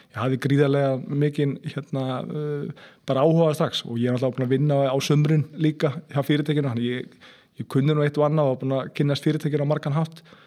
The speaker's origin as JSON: {"language": "Icelandic", "town": "Seltjarnarnes", "region": "Capital Region", "country": "Iceland", "tie": "born or raised there", "said": "ég er alveg upp á Seljarnösunu og hérna, já, bara fættist og, og uppalinn þar."}